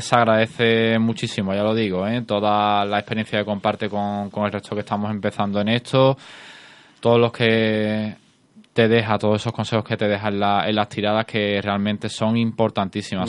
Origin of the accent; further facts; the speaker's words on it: Cádiz, Andalusia, Spain; todos los que somos de, aquí de Cádiz